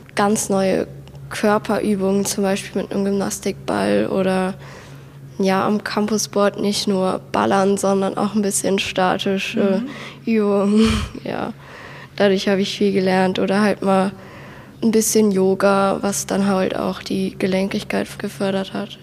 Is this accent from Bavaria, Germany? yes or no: no; Wesseling, North Rhine-Westphalia, Germany; ich komme aus Wesseling